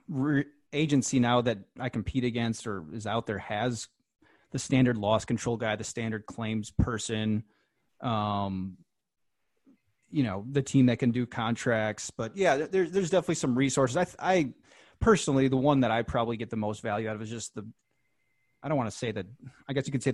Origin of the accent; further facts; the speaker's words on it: Wisconsin, United States; moved away; I'm from Wisconsin originally